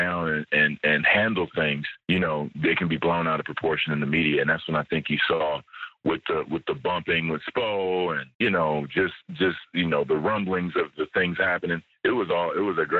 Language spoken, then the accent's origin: English; United States; moved away as an adult; I'm an American living in another country